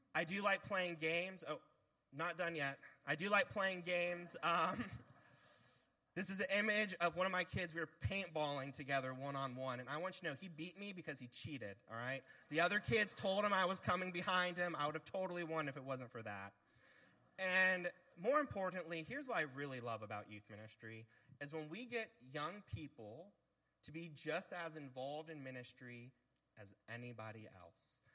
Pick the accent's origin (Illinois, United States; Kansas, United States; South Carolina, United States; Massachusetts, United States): South Carolina, United States; Bluffton; I'm one of the few people who was born and raised in Bluffton, South Carolina